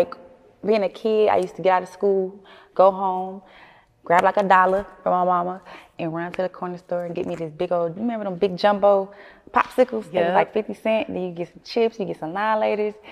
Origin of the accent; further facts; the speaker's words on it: Flint, Michigan, United States; moved away; growing up in Flint, man, everybody's a family